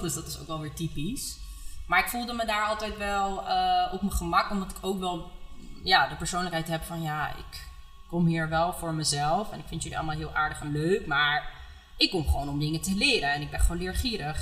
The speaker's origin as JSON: {"language": "Dutch", "town": "Amsterdam", "region": "North Holland", "country": "Netherlands", "tie": "born or raised there", "said": "Ik ben opgegroeid in Amsterdam Oud-West."}